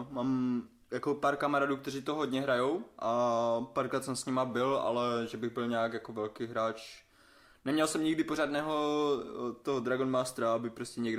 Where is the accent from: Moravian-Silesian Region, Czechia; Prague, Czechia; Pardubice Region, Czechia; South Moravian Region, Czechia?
Moravian-Silesian Region, Czechia; Havířov; to natáčí v Havířově, v mém rodném městě?